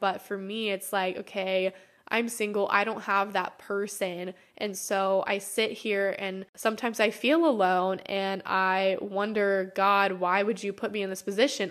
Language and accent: English; United States; growing up in America